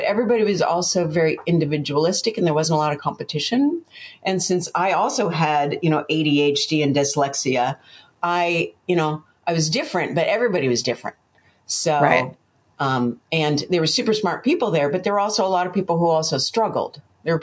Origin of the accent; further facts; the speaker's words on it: Pennsylvania, United States; moved away; also born or lived in Michigan; I grew up in Pennsylvania, and then my parents divorced and I moved to Michigan with my mom